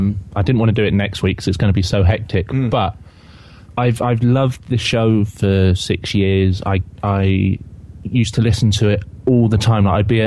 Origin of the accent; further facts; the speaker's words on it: Swindon, South West England, United Kingdom; I'm from Swindon, which is about an hour away from Bristol.